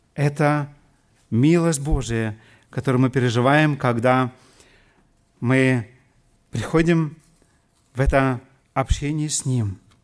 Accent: Siberia, Russia; moved away as an adult; now in Germany; Я вырос лично в Сибири

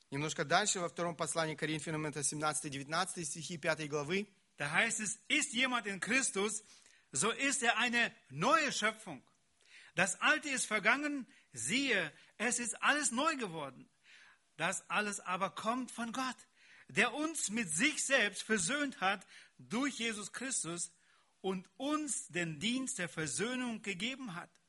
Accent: Siberia, Russia; Bei uns in Sibirien sagte man, у нас в Сибири говорили, wenn ein Mensch zum Glauben kommt, das muss die Kuh im Kuhstall merken.

